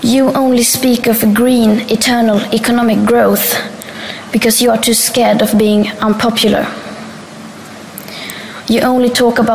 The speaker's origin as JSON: {"language": "English", "country": "Sweden", "said": "I am 15 years old and I'm from Sweden."}